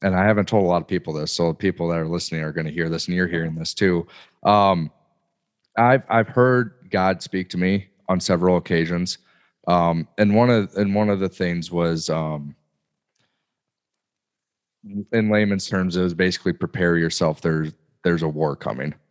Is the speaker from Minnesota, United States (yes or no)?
no; Northwest Iowa, United States; I grew up, I haven't left my hometown. I mean, I got born and raised here and went to school here and just stayed here